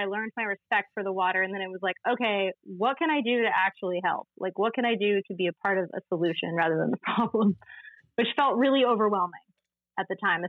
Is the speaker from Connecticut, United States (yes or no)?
yes; Connecticut, United States; born there; As you said, I was born in Connecticut, but I feel like a lot of my soul lives on the east end of Long Island where we met.